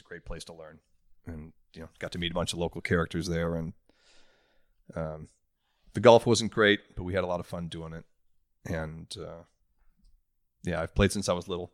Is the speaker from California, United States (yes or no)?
no; Oshkosh, Wisconsin, United States; I grew up in Oshkosh, Wisconsin